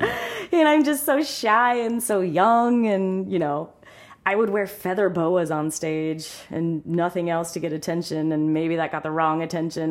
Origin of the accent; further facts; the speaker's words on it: Sunbury, Ohio, United States; also born or lived in Columbus, Ohio; I am from Sunbury, Ohio